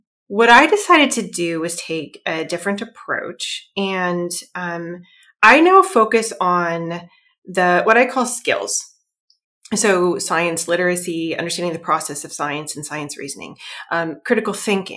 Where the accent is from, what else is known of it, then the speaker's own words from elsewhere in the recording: Iowa, United States; moved away as an adult; now in Massachusetts, United States; I'm originally from Iowa, actually. It's in the middle of the United States